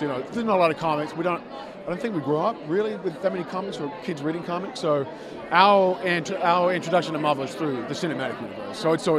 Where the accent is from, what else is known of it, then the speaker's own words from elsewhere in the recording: Australia; moved away as an adult; also born or lived in New York, United States; now in United States; I come from Australia.